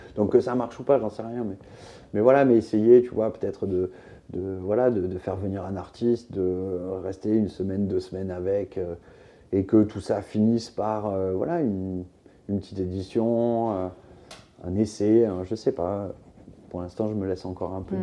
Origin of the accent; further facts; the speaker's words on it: southern France, France; also born or lived in Beaucaire; now in Paris, France; rentrer dans le sud, là d'où je viens